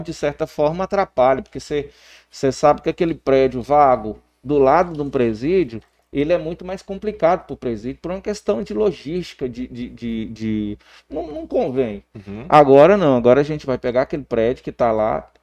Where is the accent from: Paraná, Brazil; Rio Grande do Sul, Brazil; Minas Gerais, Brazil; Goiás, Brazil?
Goiás, Brazil; Porangatu; nós somos aqui da cidade de Porangatu